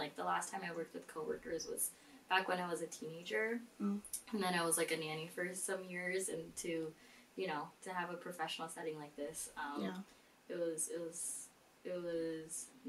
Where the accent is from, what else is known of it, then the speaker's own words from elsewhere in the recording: Philippines; And us being Filipino